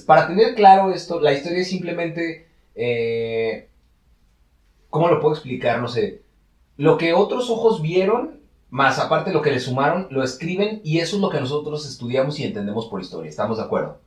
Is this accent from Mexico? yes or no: yes; Mexico; todos que somos mexicanos